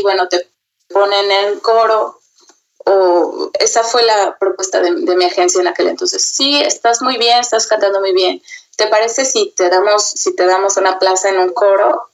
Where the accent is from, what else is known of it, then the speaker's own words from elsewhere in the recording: Mexico; moved away as an adult; also born or lived in Sweden / Germany / Austria; now in Vienna, Austria; yo como mexicana obviamente tengo, tengo una, una identificación y un amor por México y por mi gente bastante grande